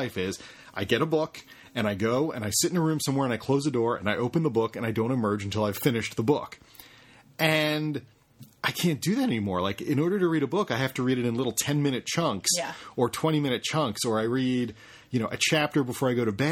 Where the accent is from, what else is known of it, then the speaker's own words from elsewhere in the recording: New York City, New York, United States; I'm a New Yorker